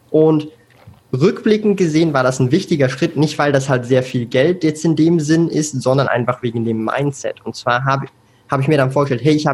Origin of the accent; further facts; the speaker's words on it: Switzerland; hat sich das halt so eingebürgert bei mir, dass so das Hochdeutsch praktisch ohne Akzent als Schweizer da ist. Aber du hast es schon äh, gesagt, es gibt ein paar Wörter, die benutze ich dann komplett falsch.